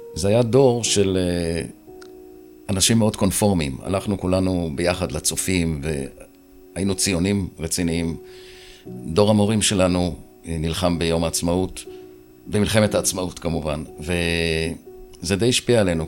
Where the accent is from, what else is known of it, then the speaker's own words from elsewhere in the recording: Ramat Gan, Tel Aviv District, Israel; נולדתי בשיכון ותיקים ברמת גן, שזו שכונה שקרובה לירקון. אה, הייתי ילד יחיד עד שהכי נולד כשהייתי בן שבע. כלומר, גדלתי די לבד את הילדות הצעירה